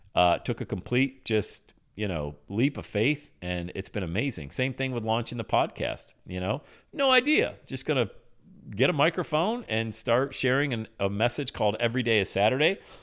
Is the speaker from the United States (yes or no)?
yes; Buffalo, New York, United States; moved away as an adult; now in Cincinnati, United States; I'm from Buffalo.